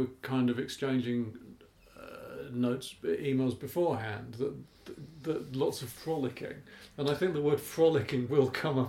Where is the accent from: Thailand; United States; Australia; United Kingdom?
United Kingdom; being British